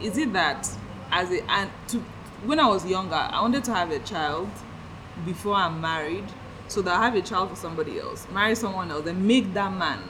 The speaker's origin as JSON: {"language": "English", "country": "Nigeria", "said": "because I'm in Nigeria, I'm Nigerian"}